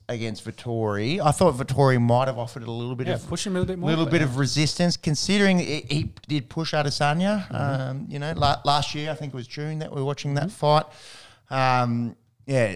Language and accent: English; Australia; as Aussie fans